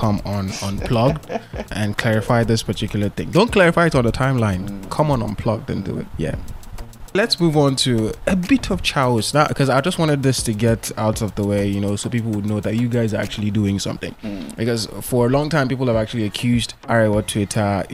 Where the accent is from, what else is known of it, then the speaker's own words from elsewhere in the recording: Borno, Nigeria; I am from Borno State.